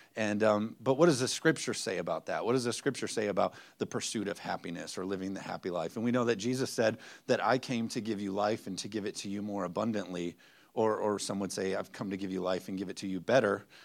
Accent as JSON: {"language": "English", "country": "United States", "said": "us as, as American Christians"}